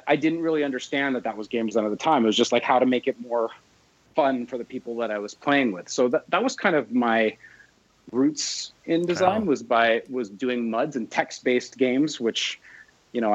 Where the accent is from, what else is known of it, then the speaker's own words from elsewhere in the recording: London, Ontario, Canada; also born or lived in Edmonton; this is my hometown, London, Ontario